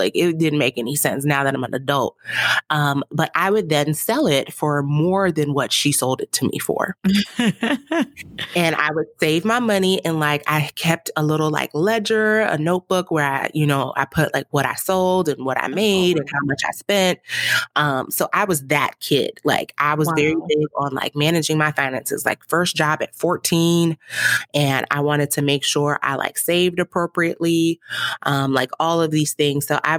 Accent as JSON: {"language": "English", "country": "Nigeria", "said": "Like, I'm a Nigerian mother."}